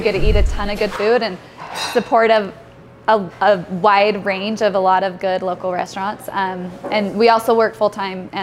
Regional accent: Salt Lake City, Utah, United States; born and raised in Salt Lake City, lived here pretty much my whole life

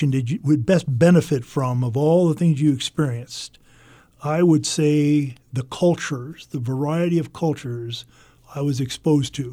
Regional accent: United States; the reason being is that I grew up on the Mississippi River, and it was always fun for me when I would be in a boat and, and look at my hometown from the river

